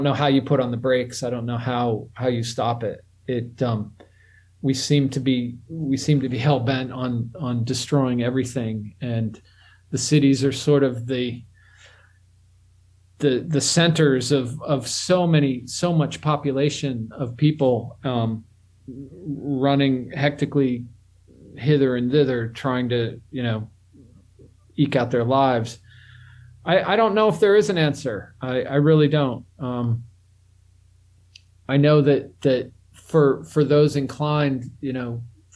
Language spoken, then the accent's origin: English; Pittsburgh, Pennsylvania, United States; moved away; also born or lived in New Orleans / Tokyo; I grew up my early years in Pittsburgh, and then I went to New Orleans and Tokyo